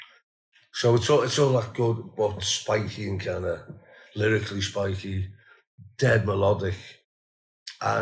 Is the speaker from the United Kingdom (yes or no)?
yes; Liverpool, North West England, United Kingdom; we're from Liverpool